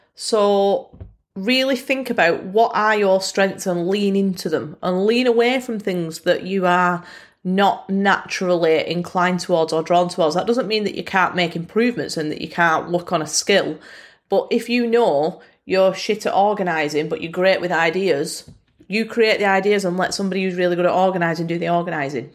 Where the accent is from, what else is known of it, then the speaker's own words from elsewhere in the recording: Bolton, North West England, United Kingdom; accent: Bolton; my Bolton accent